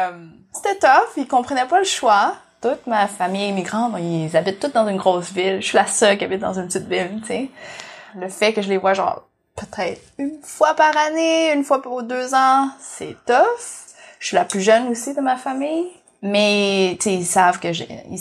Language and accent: French; Vietnam; en plus, je suis vietnamienne ici, avec pas beaucoup de vietnamiennes.